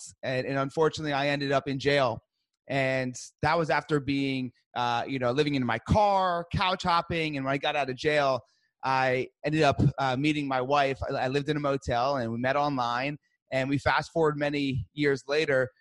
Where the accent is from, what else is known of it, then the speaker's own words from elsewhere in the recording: New Jersey, United States; I'm from Jersey. I'm Italian.